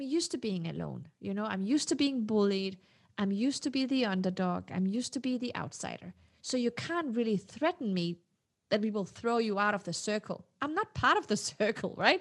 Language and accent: English; Denmark; English is a second language; also born or lived in Morocco; I was not born in Denmark. I was born in Morocco. So I got my citizenship when I was four. So, you know, I grew up understanding that I was not part of the elite